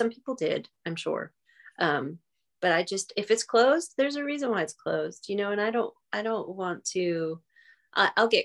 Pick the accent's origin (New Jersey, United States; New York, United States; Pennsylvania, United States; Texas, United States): New York, United States; being a New Yorker, we don't have fires